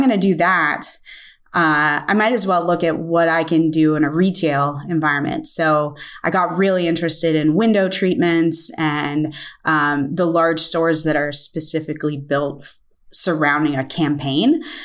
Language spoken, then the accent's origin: English; Pittsburgh, Pennsylvania, United States; I am from Pittsburgh, Pennsylvania, and I am a potter